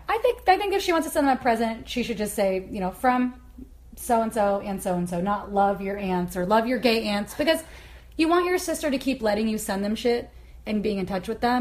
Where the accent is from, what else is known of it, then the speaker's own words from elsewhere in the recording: Kansas, United States; now in Portland, United States; I don't want to feel homeless in my hometown.